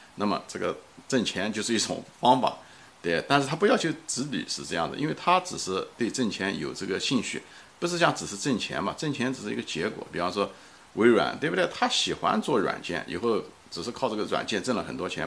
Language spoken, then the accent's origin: Chinese; China; moved away; 他知道我是个中国人